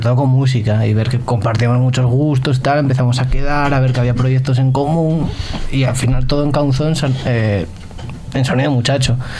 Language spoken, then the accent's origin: Spanish; Asturias, Spain; yo que soy asturiano